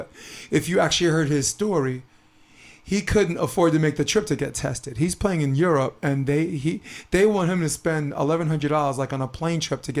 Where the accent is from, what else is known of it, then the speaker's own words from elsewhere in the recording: New York City, New York, United States; I am from Brooklyn, New York